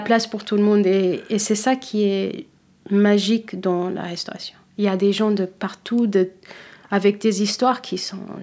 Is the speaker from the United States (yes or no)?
yes; United States; accent: American; first language Cape Verdean Creole; French is a second language; also born or lived in Fogo, Cape Verde; now in Paris, France; je suis née là-bas et après euh, j'ai grandi avec mes grands-parents jusqu'à l'âge de presque 4 ans et je suis partie avec ma mère aux États-Unis.